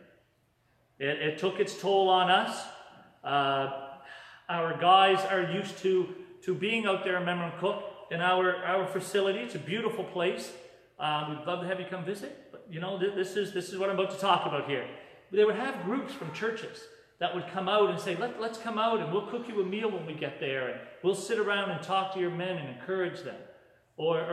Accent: Yarmouth, Nova Scotia, Canada; now in Moncton, Canada; I'm originally from Yarmouth, Nova Scotia, and I live in Moncton

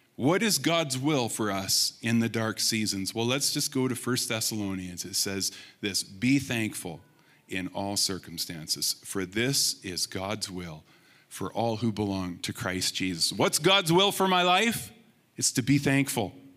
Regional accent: Rimbey, Alberta, Canada; the Blind Man River that I grew up in Rimbey

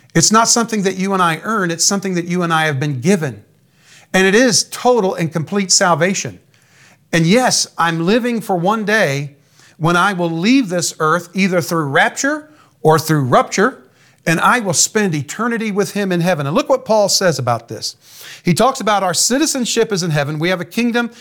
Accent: United States; I'm an American. My father was an American, his father before him. My earthly citizenship is American

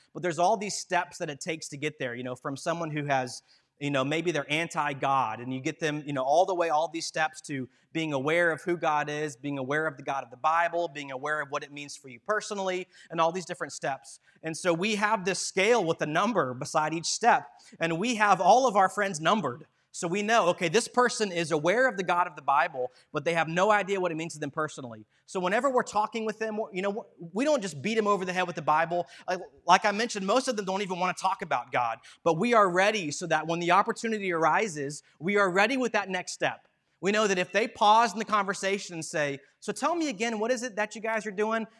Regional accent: Madison Heights, Virginia, United States; I grew up down in Madison Heights, Virginia

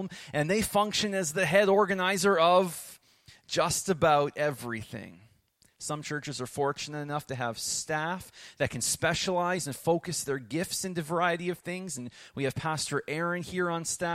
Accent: Rockville, Nova Scotia, Canada; I grew up in Rockville

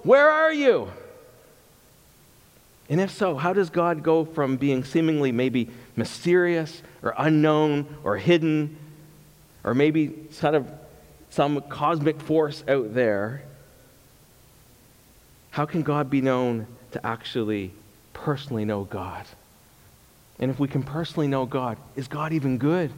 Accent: Canada; I'm Canadian too

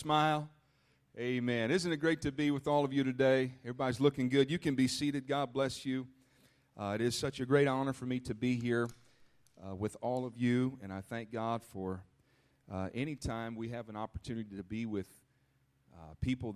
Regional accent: Minnesota, United States; moved away as an adult; also born or lived in Illinois; I grew up in Minnesota, and I'm so thankful for my roots

